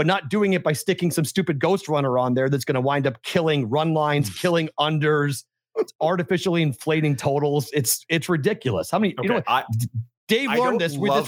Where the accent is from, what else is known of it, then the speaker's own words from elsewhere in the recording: Boston, Massachusetts, United States; I'm from Boston.